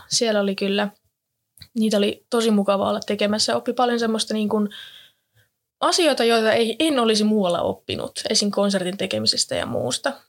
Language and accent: Finnish; Jyväskylä, Central Finland, Finland; moved away as an adult; now in Turku, Finland; olen alun perin kotoisin täältä Jyväskylästä, täällä käynyt kaikki koulut